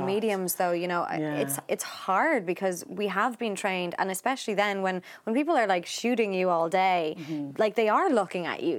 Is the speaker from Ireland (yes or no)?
yes; Ireland; growing up in Ireland